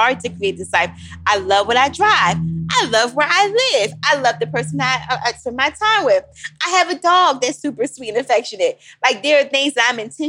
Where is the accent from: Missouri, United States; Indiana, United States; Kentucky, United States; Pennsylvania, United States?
Pennsylvania, United States; Philadelphia; I'm still from Philly